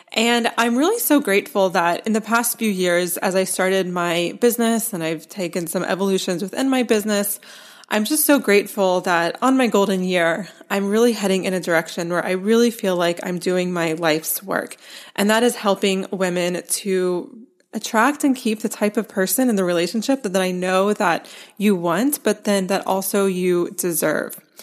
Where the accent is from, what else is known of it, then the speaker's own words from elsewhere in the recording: Asheville, North Carolina, United States; moved away; my hometown of Asheville, North Carolina